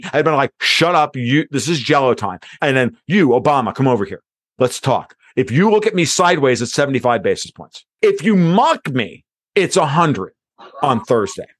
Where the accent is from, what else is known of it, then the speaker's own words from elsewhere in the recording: New York, United States; I'm just from New York